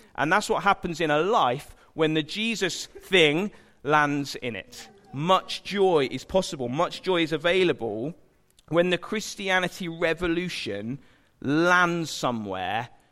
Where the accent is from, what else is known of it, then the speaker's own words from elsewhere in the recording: United Kingdom; we're British